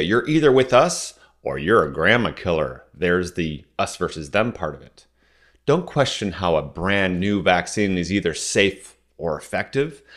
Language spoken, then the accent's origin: English; Southern Ontario, Canada; first language French; English is a second language; I grew up in Southern Ontario as the first generation that was born outside of Quebec